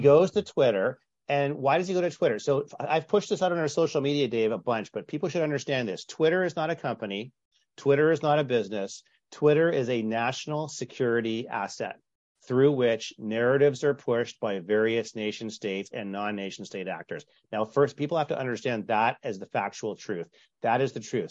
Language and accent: English; Canada; now in Southern California, United States; I grew up in Canada, so I'm lo, I'm used to the ice fishing jokes